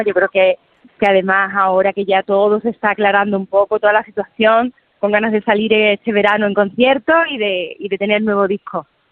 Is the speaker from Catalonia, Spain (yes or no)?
no; Andalusia, Spain; a mi tierra, a mi gente